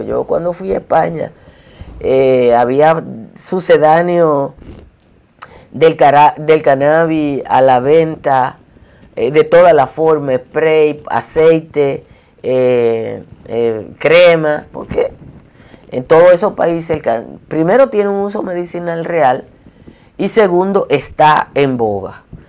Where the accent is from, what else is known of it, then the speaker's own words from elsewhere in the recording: Dominican Republic; como somos los dominicanos y dominicanas